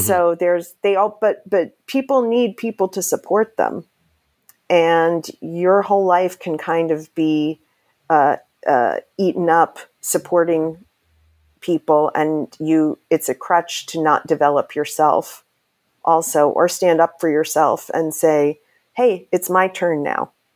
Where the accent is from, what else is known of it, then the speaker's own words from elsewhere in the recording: New York City, New York, United States; I'm from New York City